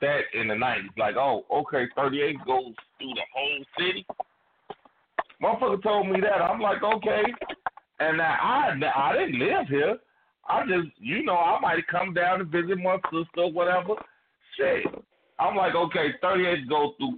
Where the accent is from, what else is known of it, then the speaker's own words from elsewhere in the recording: Gary, Indiana, United States; I'm from Idaho Project, so I just got to stay right here